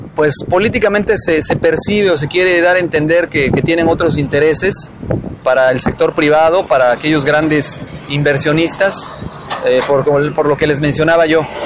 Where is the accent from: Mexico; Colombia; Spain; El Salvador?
Mexico; como mexicanos